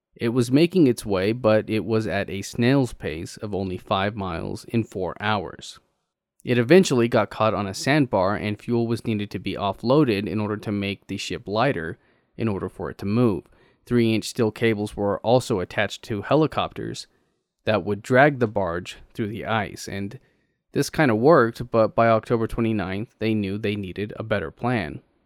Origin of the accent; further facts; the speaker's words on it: Texas, United States; As a Texan